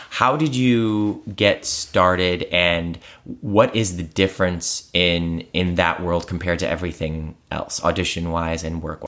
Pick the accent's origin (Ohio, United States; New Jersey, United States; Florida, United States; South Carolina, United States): Ohio, United States; Cleveland; I was raised in Cleveland by a, a single mom